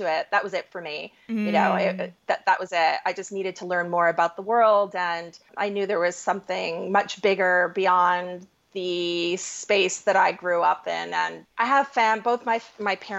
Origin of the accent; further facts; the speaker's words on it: Montreal, Quebec, Canada; moved away as an adult; also born or lived in Rome, Italy / Philadelphia, United States; I was born and raised in Montreal, Quebec, Canada